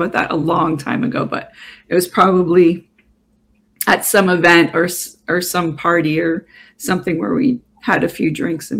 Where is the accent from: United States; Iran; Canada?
Canada; moved away; also born or lived in Toronto / Montreal / Vancouver; Well, I grew up in Canada as well, so I understand a few things, even though I've been gone a very long time.